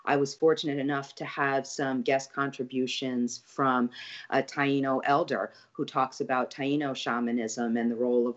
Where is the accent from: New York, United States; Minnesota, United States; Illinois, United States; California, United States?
New York, United States; New York City; now in New Orleans, United States; I grew up in Brooklyn, right kind of on, you know, near the Verrazano Bridge